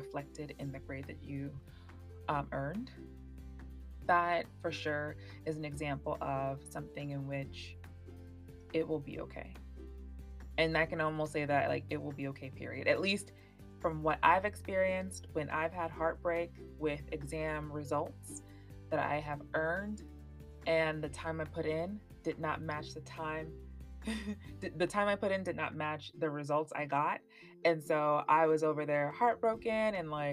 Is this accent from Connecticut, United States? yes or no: no; Miami, Florida, United States; I was born and raised in South Florida.